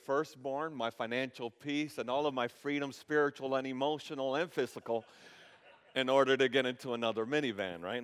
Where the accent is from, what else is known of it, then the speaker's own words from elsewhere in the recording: Dominican Republic; now in United States; I was born in the Dominican Republic and I became a citizen of the United States